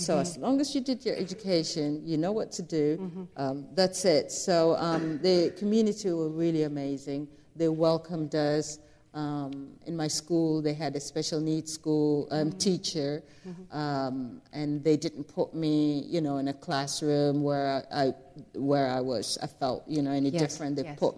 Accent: South Sudan; We came from South Sudan. We went through a civil war.

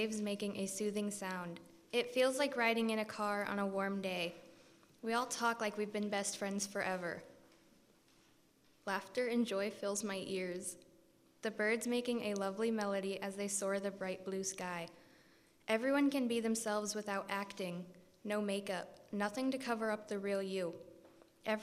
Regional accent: Eldon, Iowa, United States; I'm from Eldon, Iowa.

